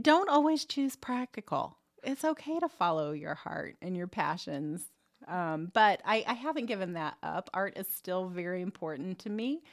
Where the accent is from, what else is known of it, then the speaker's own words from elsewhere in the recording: Muncie, Indiana, United States; also born or lived in Arizona; I grew up around Ball State University's campus